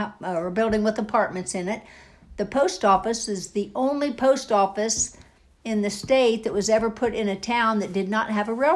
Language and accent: English; Young America, United States; I was born in Young America